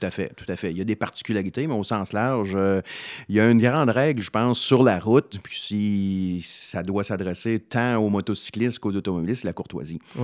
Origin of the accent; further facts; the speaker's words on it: Salaberry-de-Valleyfield, Quebec, Canada; je suis d'origine de Valleyfield